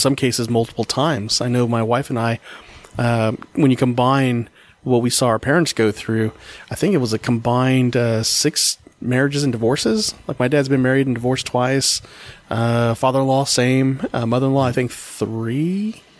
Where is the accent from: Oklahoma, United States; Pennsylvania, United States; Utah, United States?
Oklahoma, United States; I was born in Oklahoma